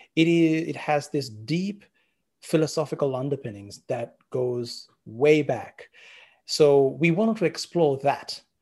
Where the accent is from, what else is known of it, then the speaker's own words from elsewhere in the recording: Sri Lanka; moved away as an adult; also born or lived in Colombo, Sri Lanka; now in Australia; I was born in Sri Lanka